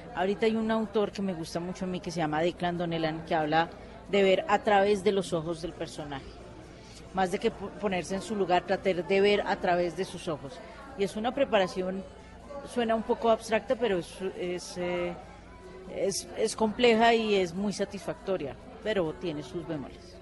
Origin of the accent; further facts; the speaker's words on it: Colombia; nosotros como colombianos